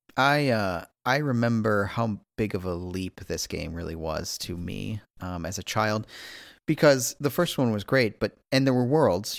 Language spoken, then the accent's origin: English; Midwest, United States; I'm also a Midwesterner